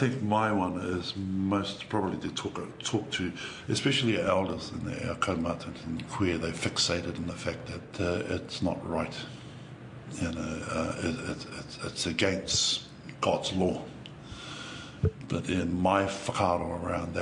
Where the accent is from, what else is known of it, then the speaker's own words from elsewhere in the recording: Motatau, Northland, New Zealand; now in Wellington, New Zealand; I grew up in the Taitokere, Ngāpu Inui Tonu. I hail from inland, from a place called Motatau